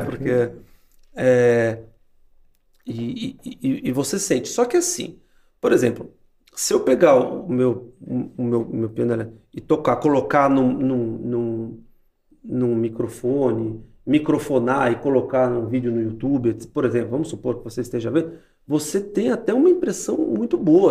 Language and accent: Portuguese; Brazil; nós, como brasileiros